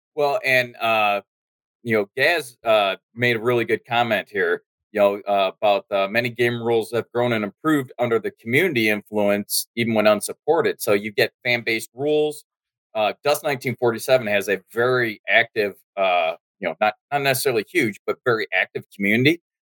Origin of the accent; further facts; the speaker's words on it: United States; I'm American